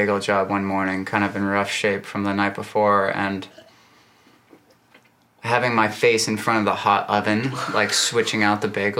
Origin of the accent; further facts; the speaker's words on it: Williston, Vermont, United States; moved away; also born or lived in Colchester, Vermont; I grew up in Williston and then spent my summers in Colchester, so kind of half and half there with Burlington right in between.